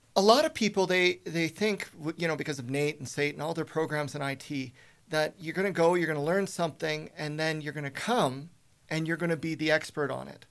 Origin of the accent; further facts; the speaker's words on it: Spruce Grove, Alberta, Canada; moved away as an adult; also born or lived in Toronto / Ontario; I was born and raised in Spruce Grove